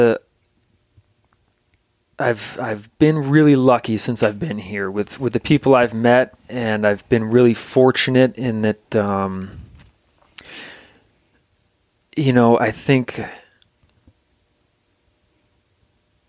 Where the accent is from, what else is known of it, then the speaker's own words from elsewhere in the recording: Vermont, United States; moved away as an adult; now in Alaska, United States; I grew up in Vermont and, kind of a dairy farming family